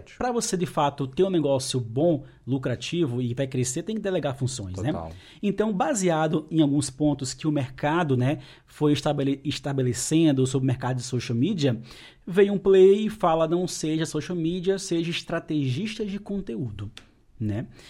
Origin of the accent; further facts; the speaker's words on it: Pernambuco, Brazil; moved away; sou pernambucano